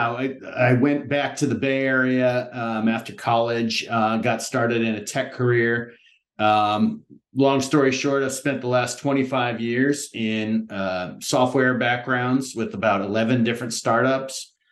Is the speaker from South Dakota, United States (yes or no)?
no; Palo Alto, California, United States; I'm originally from California. I come from a Midwestern family. Uh, we moved around a lot when I was young, but landed in Palo Alto, California.